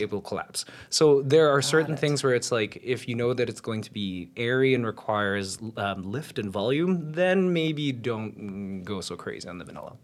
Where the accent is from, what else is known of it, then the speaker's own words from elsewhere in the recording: Winnipeg, Manitoba, Canada; now in Toronto, Canada; So I'm a Winnipegger, I'm uh, a Torontonian.